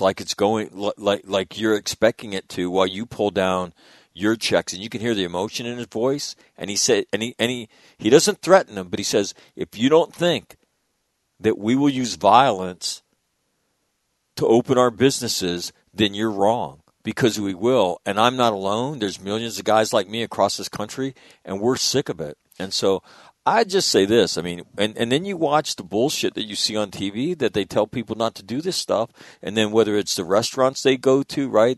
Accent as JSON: {"language": "English", "town": "Sacramento", "region": "California", "country": "United States", "tie": "born or raised there", "said": "where I grew up in Sacramento"}